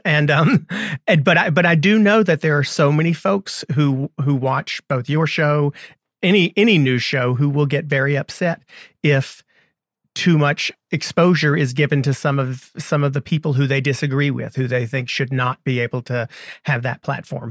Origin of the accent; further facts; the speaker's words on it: North Carolina, United States; my home state, North Carolina